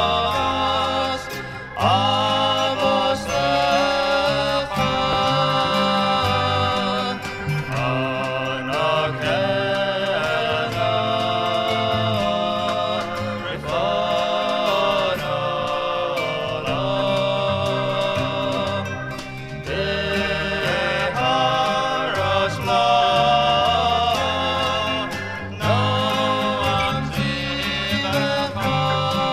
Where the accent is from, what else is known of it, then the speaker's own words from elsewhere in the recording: Scranton, Pennsylvania, United States; moved away; my hometown of Scranton, Pennsylvania.